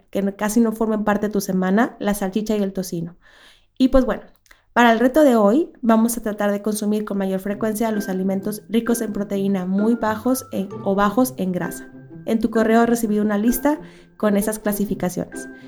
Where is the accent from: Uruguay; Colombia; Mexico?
Mexico; Monterrey, Nuevo León; yo soy del norte de Monterrey y se acostumbra mucho